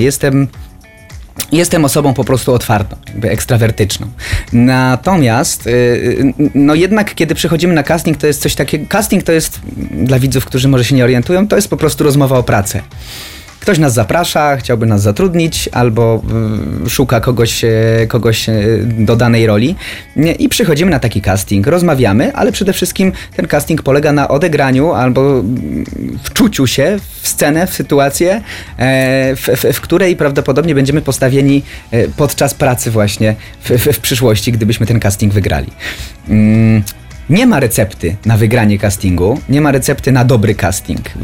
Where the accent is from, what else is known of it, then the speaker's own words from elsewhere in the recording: Niepołomice, Lesser Poland, Poland; jestem spod Krakowa, z Niepołomic